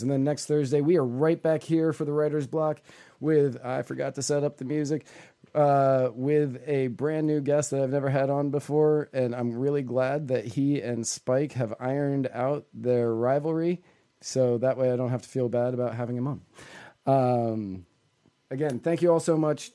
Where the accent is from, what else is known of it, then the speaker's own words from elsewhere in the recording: Virginia, United States; moved away; also born or lived in Tennessee; I grew up in Virginia